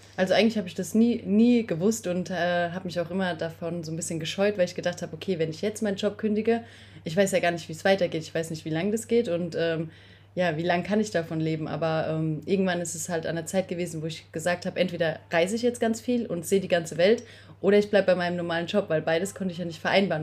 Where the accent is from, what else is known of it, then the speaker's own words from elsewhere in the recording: Speyer, Rhineland-Palatinate, Germany; moved away; komme aus dem wunderschönen Speyer, also ähm, mitten in der Weingegend